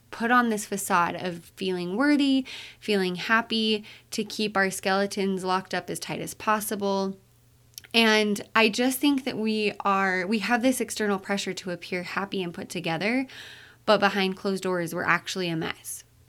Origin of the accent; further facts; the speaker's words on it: Utah, United States; I'm from Utah.